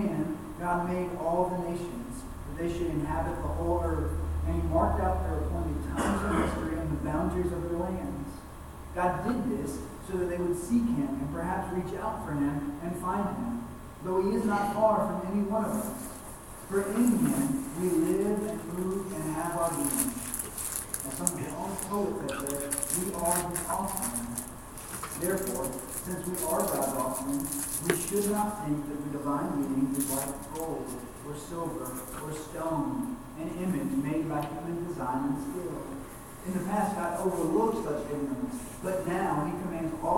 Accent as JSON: {"language": "English", "town": "Fayetteville", "country": "United States", "tie": "born or raised there", "said": "I grew up in the Bible Belt in Fayetteville, just down the road"}